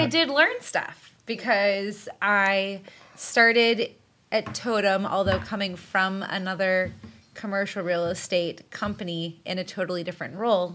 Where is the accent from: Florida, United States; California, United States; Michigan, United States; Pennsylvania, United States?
Pennsylvania, United States; Pittsburgh; also born or lived in Washington, D.C.; since I'm from Pittsburgh and I wanted to be closer to my family, I moved back here